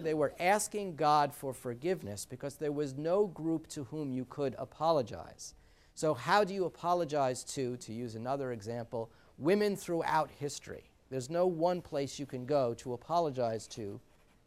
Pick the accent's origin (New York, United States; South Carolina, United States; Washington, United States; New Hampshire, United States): New York, United States; New York City; moved away; also born or lived in New Jersey; as a Sicilian, a full-blown Sicilian, my four grandparents came through Ellis Island, and I grew up in the Bronx